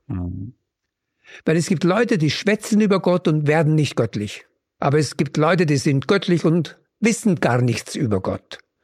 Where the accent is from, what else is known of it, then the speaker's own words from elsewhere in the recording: Upper Mühlviertel, Upper Austria, Austria; dort wo ich groß geworden bin, im oberen Müllviertel